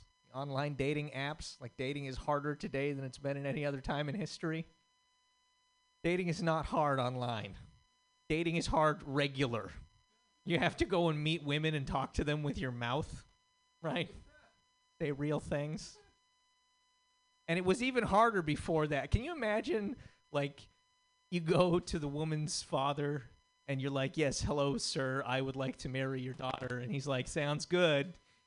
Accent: Montana, United States; I am from Montana. and those states are adjacent, but they are different. They filmed the movie A River Runs Through It like 10 minutes from where I grew up, right?

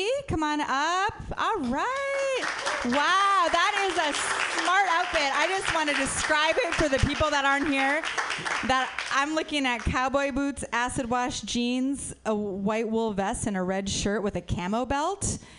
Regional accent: Minnesota, United States; I'm from Minnesota, which is right next to Wisconsin, by the way.

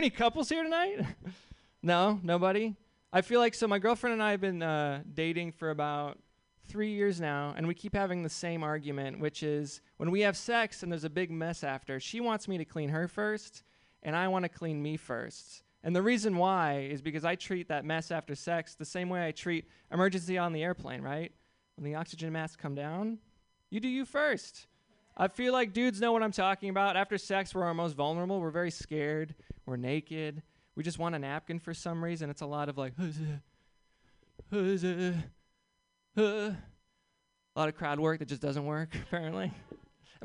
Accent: Seattle, Washington, United States; I'm from Seattle

